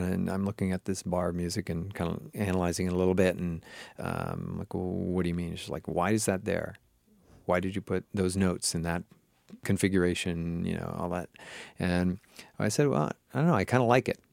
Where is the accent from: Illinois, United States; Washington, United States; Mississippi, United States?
Washington, United States; Seattle; I grew up in the Seattle area, up in Washington State